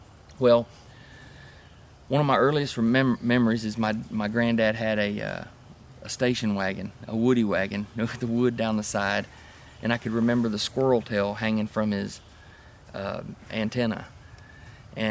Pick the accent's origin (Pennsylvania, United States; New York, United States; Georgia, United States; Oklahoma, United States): Georgia, United States; Atlanta; also born or lived in Ohio; I was born in Ohio. Moved to Georgia when I was 5 or 6. My dad was a fireman and transferred to the city of Atlanta